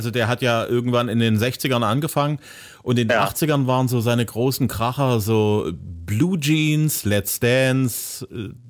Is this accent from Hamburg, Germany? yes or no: no; Zwickau, Saxony, Germany; In Zwickau, meiner Heimatstadt, bist du auch regelmäßig?